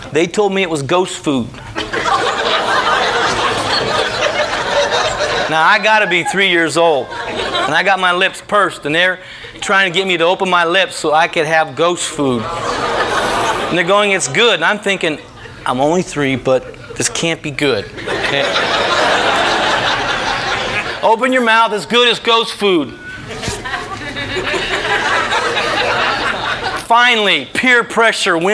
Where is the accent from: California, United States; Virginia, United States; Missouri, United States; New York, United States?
California, United States; Venice; also born or lived in Santa Monica, California; I was born in Santa Monica, St. John's Hospital. We lived in Santa Monica for a few years until we moved to Venice when I was 4